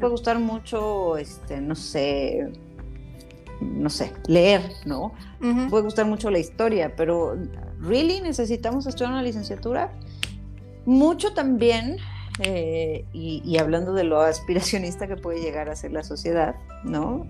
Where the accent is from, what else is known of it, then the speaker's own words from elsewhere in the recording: Mexico; como mexicanos